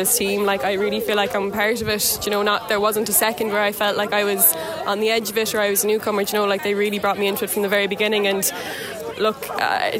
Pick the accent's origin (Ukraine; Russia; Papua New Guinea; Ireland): Ireland; Galway, Connacht; moved away; I'm from Galway originally